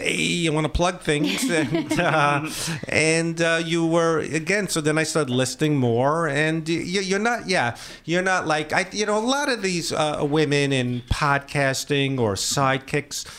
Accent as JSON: {"language": "English", "town": "New York City", "region": "New York", "country": "United States", "also_born_or_lived": "Manhattan", "moved": "as an adult", "lives_now": "Los Angeles, United States", "said": "I'm from Brooklyn"}